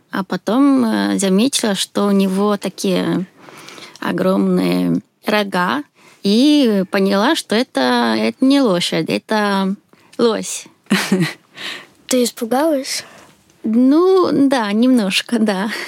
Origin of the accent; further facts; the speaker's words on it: Sweden; Russian is a second language; moved away as an adult; now in Moscow, Russia; Я из Швеции. Сейчас живу в Москве.